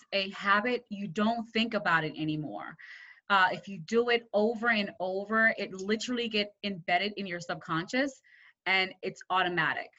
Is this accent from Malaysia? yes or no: no; Jamaica; I was born in Jamaica